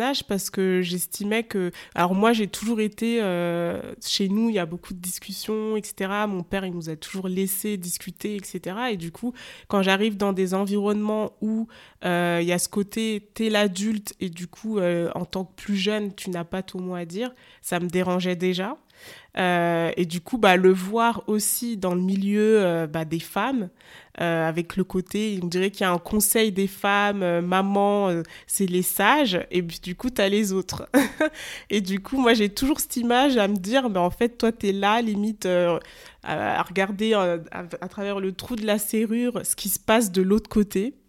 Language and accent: French; France; je suis née dans un, en France